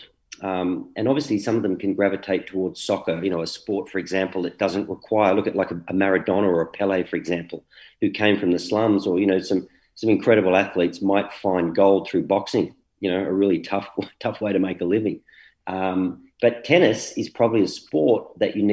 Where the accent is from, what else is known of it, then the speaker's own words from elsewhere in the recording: Canberra, Australian Capital Territory, Australia; moved away as an adult; also born or lived in England; now in Sydney, Australia; so they bought a house in Canberra, and Mum's still there all those years later. Yeah, grew up there, and what a great place to grow up.